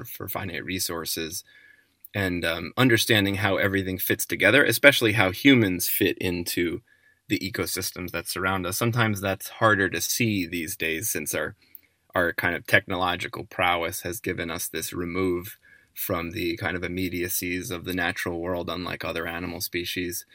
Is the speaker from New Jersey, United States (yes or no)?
yes; New Jersey suburbs outside New York, United States; growing up in the New Jersey suburbs outside